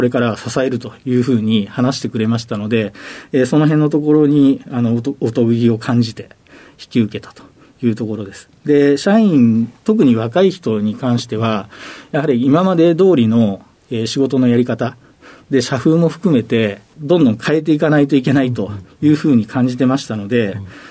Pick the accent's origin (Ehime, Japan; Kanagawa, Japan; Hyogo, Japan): Hyogo, Japan; Kobe; also born or lived in Nishinomiya, Hyogo; えー、兵庫県の、えー、西宮市が出生地で、そこからですね、えー、神戸市が、えー、メインで、えー、育った環境になります